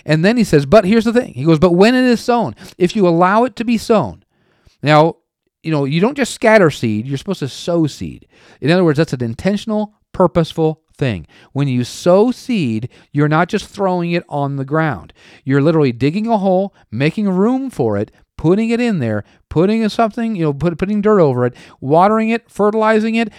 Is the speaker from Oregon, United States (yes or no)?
yes; Oregon, United States; moved away; also born or lived in Tulsa, Oklahoma; I was born and raised in Oregon